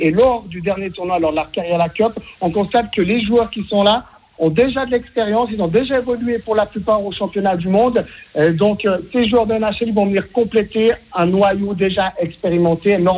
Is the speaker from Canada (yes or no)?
yes; Canada; now in Switzerland; Je suis né et j'ai grandi au Canada